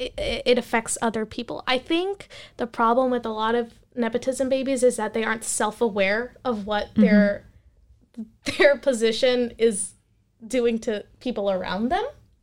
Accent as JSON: {"language": "English", "country": "India", "said": "So I am Indian. I watch Indian movies."}